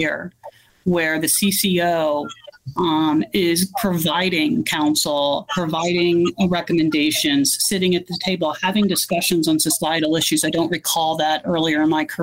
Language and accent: English; East Coast, United States; moved away as an adult; also born or lived in Northern California; now in California, United States; I'm originally from the East Coast